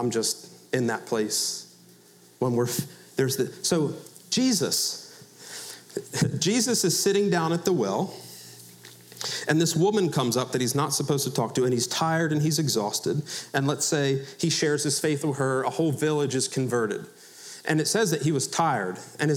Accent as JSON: {"language": "English", "town": "Philadelphia", "region": "Pennsylvania", "country": "United States", "said": "I'm from Philadelphia"}